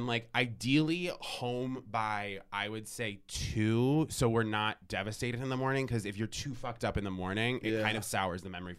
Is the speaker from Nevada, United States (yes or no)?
no; Vermont, United States; I'm from Vermont.